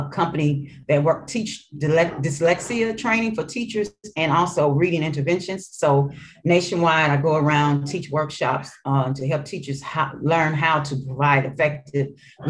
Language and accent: English; St. Louis, Missouri, United States; born or raised there; accent: Mississippi accent mixed in with Arkansas and my hood accent